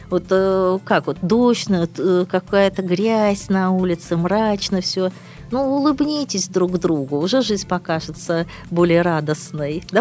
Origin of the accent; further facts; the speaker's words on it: Kronstadt, Saint Petersburg, Russia; я родилась в Кронштадте, это, говорю, Ленинград был